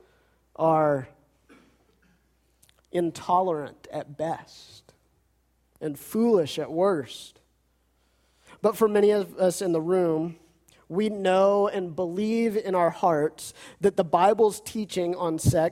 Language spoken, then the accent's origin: English; United States; we as American Christians